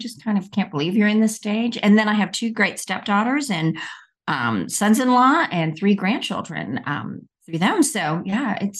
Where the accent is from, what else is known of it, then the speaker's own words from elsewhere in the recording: India; born there; Well, I was born in India, and I got polio when I was 3 months old.